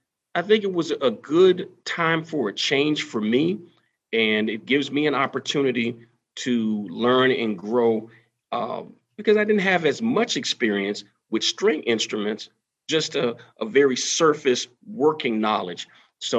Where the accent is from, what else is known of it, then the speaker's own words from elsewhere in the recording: Florida, United States; moved away as an adult; now in Georgia, United States; I've taught the majority of the time here in the state of Georgia, but I'm originally from Florida